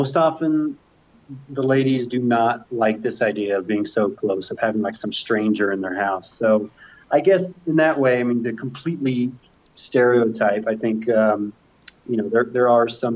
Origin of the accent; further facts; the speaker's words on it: Missouri, United States; now in Denver, United States; I'm from Missouri, so I'm supposed to be a Chiefs fan.